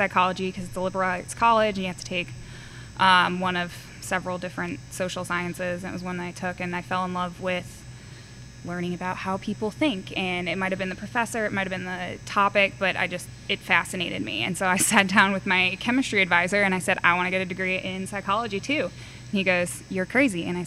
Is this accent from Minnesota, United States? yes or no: no; Granville, Massachusetts, United States; moved away as an adult; I born and raised in Granville, Massachusetts, which is not even on a map. Really small town, western half of Massachusetts, so not Boston, the other half of the state. Grew up there